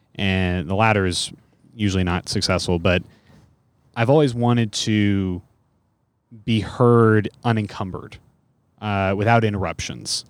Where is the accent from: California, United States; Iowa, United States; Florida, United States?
California, United States; Bay Area; I'm from the Bay Area